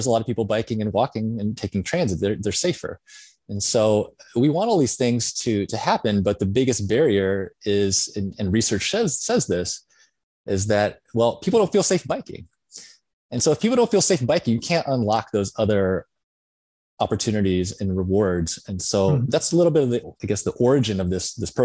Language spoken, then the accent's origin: English; Illinois, United States; moved away; also born or lived in Berkeley; my hometown in Illinois